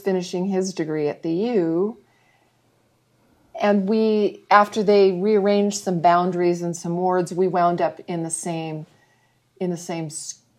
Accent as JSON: {"language": "English", "town": "Riverside", "region": "California", "country": "United States", "tie": "born or raised there", "said": "Well, I'm from Southern California, but my dad was in the military, so we moved around a lot. But I was born in Riverside, California, and when my dad retired from the military, we moved back there."}